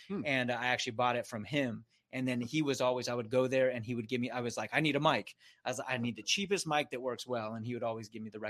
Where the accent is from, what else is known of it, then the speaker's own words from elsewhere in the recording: San Diego, California, United States; I grew up in Scripps, if you're familiar with Scripps Ranch